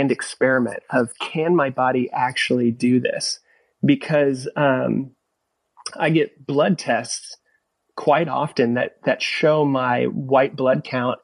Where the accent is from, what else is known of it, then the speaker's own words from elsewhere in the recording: California, United States; I grew up in California, so I grew up surfing.